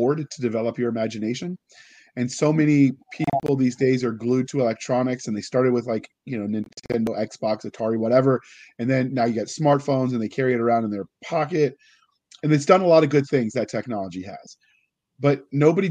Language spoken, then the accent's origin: English; United States; as an American who went through American public school